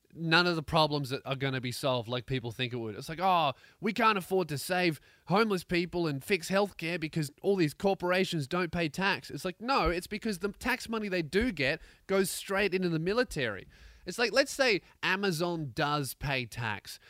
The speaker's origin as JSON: {"language": "English", "town": "Melbourne", "region": "Victoria", "country": "Australia", "tie": "born or raised there"}